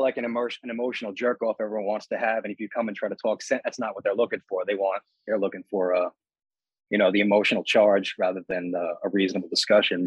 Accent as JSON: {"language": "English", "area": "Long Island", "region": "New York", "country": "United States", "said": "I'm from Long Island"}